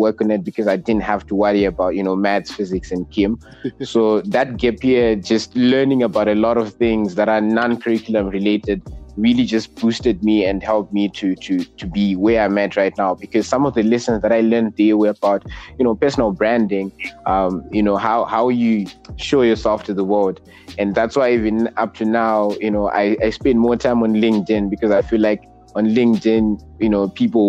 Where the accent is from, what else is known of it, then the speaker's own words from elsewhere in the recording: Zimbabwe; I am 18 and from Zimbabwe